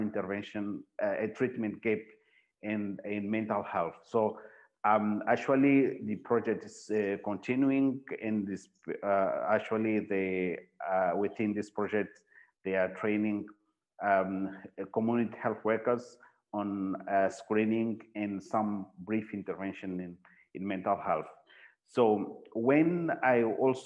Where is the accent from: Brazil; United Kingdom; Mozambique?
Mozambique; I work in a psychiatric hospital here in Mozambique, and I'm from Mozambique